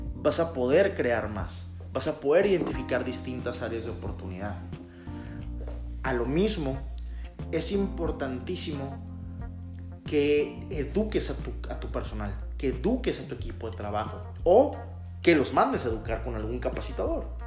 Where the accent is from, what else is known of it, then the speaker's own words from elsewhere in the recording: Mexico; Como buenos mexicanos